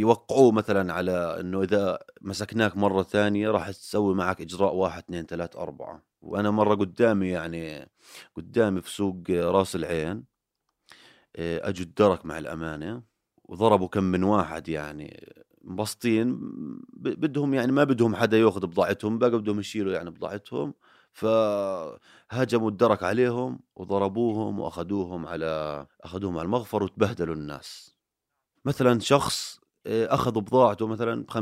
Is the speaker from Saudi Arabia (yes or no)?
no; Jordan; كيف لو إنه إحنا مش أردنيين إيش كان عملتوا فينا